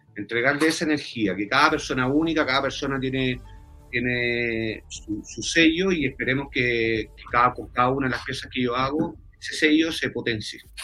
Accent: Santiago, Santiago Metropolitan Region, Chile; yo soy de Santiago

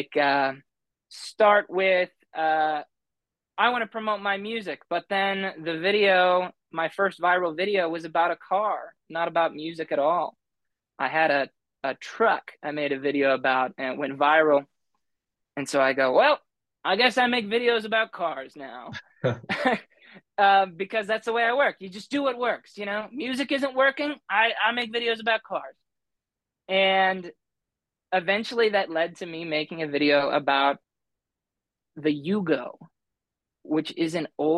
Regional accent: Rapid City, South Dakota, United States; I was about 5 or 6, moved to Rapid City, South Dakota. And so I would call Rapid City my home.

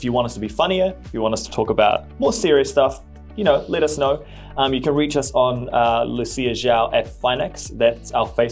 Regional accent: New Zealand

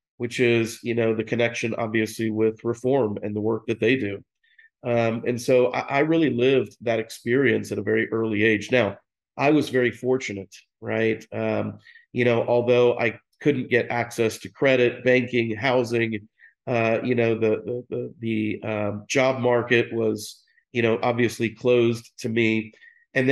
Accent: Dallas, Texas, United States; I'm from Dallas, I went to private schools here

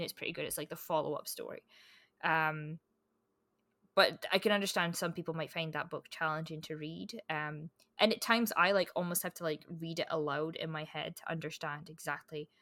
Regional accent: Scotland, United Kingdom; growing up in Scotland

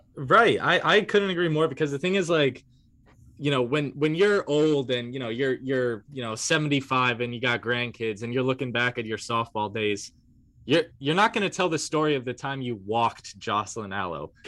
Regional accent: New York, United States; I grew up in New York

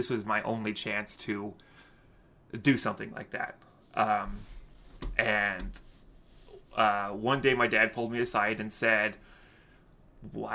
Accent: Utah, United States; I grew up in Utah

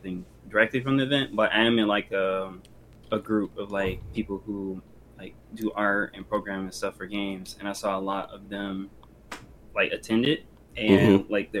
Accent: Detroit, Michigan, United States; we're from Detroit

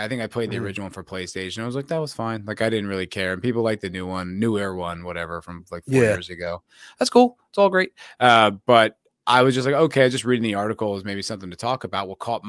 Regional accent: New Jersey, United States; No, I'm from New Jersey, my friend.

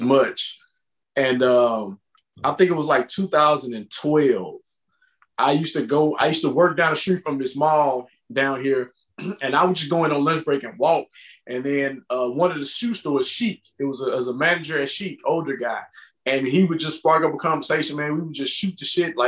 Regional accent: Richmond, Texas, United States; I'm a small town outside of Houston called Richmond

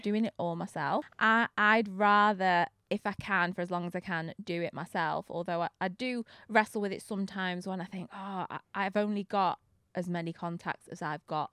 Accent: Manchester, North West England, United Kingdom; from Manchester

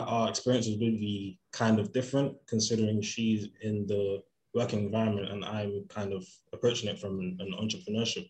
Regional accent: London, United Kingdom; Growing up in London

